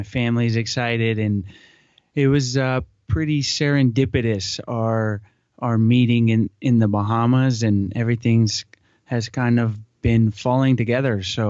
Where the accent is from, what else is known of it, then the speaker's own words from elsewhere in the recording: Atlanta, Georgia, United States; moved away as an adult; also born or lived in New Orleans / St. Petersburg, Florida; now in San Diego, United States; I grew up in Atlanta, but I was a gym rat. I was, and still am, very much into basketball. And being in Atlanta, you're not really thinking about the ocean too much.